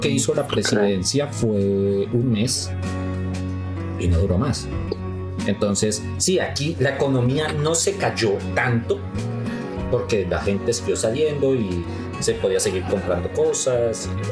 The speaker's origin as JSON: {"language": "Spanish", "country": "Colombia", "moved": "as an adult", "lives_now": "Mexico", "said": "nosotros como colombianos"}